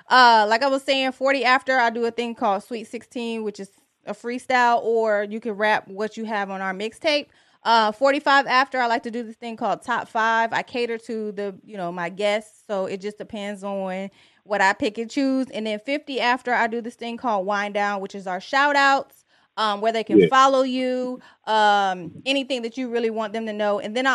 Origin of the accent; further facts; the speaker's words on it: Detroit, Michigan, United States; I'm from Detroit.